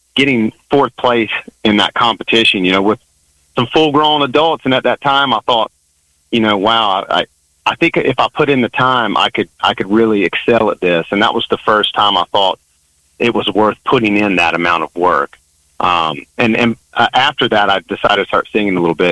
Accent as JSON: {"language": "English", "region": "the South", "country": "United States", "tie": "born or raised there", "said": "I'm a musician born and raised in the South"}